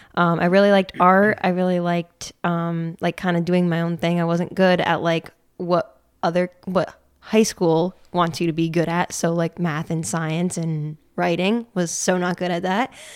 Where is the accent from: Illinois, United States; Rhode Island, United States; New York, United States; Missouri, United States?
New York, United States; Peru; I grew up in Pru, New York